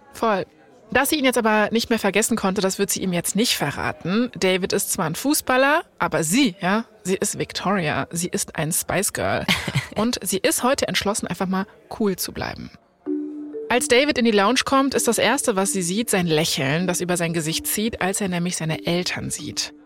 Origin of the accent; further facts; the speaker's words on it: Germany; bei uns in Deutschland